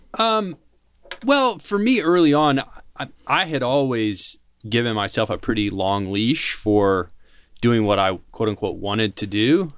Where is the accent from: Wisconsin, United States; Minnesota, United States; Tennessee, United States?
Tennessee, United States; Nashville; I'm from Tennessee. I'm from Nashville